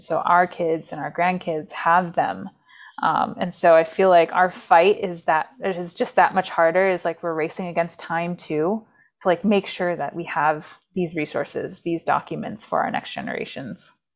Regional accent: Maine, United States; also born or lived in reservation (unnamed); I grew up there for the first nine years of my life, but I grew up in Maine, very, in a very, um, rural

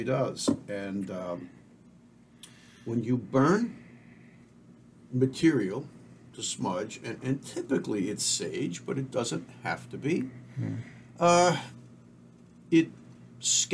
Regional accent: United States; I am an American through and through

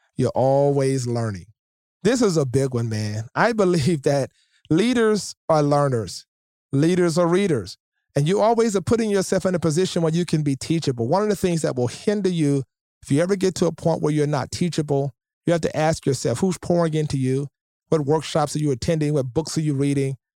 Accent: Shreveport, Louisiana, United States; I grew up in Shreveport, Louisiana

